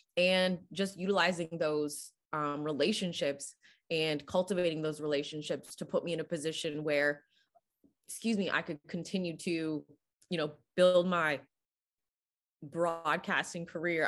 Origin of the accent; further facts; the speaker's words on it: Canada; growing up in Canada